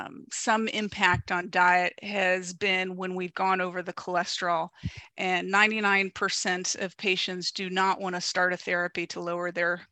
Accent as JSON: {"language": "English", "region": "Ohio", "country": "United States", "tie": "born or raised there", "moved": "yes", "lives_now": "Southern California, United States", "said": "I'm from the Midwest. I know beef and potatoes. Grew up in Ohio."}